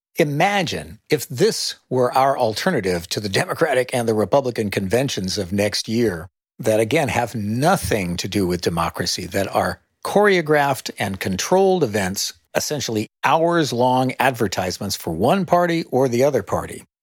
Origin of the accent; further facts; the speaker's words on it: Sunnyvale, California, United States; When I was a young activist growing up in Silicon Valley and Sunnyvale